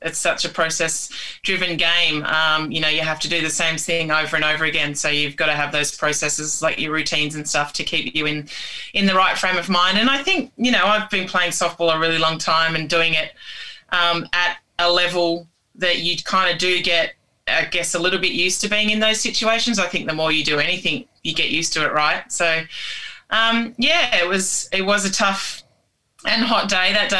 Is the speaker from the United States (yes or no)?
no; Tamworth, New South Wales, Australia; I'm from uh, a town called Tamworth in country New South Wales, um, and I'm Indigenous to Australia